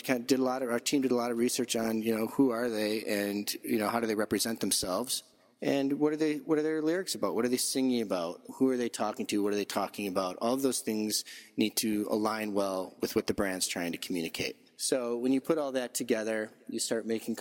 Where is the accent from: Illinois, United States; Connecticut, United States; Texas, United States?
Illinois, United States; Chicago; as a Chicagoan